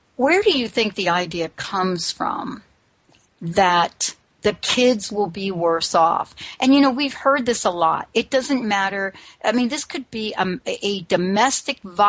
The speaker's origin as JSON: {"language": "English", "region": "New York", "country": "United States", "tie": "born or raised there", "said": "I grew up in New York"}